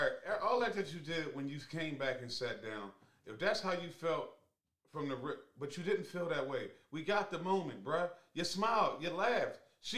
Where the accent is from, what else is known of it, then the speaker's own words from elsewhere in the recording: Philadelphia, Pennsylvania, United States; We are the Boys from Where Fellas, Philadelphia.